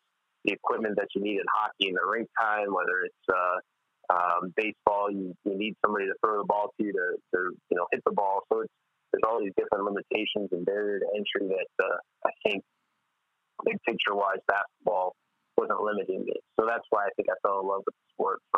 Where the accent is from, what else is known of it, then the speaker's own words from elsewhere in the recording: Tucson, Arizona, United States; moved away as an adult; growing up in Tucson with the University of Arizona being there